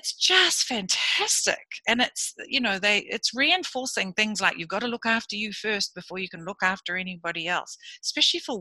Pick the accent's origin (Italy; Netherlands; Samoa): Samoa; also born or lived in Fiji; now in New Zealand; I was born in Samoa, lived in Samoa, Fiji